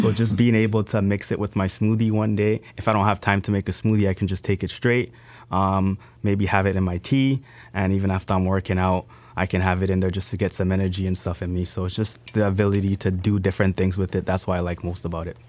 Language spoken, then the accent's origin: English; Canada; also born or lived in Grenada; I was brought up in Grenada. I was raised in Canada. When my mom brought me here, we didn't really have much.